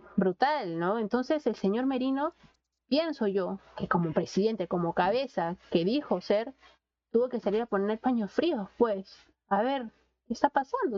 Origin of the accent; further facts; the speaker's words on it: Peru; como somos los peruanos